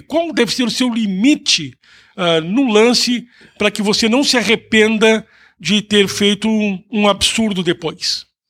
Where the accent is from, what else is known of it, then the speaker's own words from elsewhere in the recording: Brazil; now in Canada; nós que somos brasileiros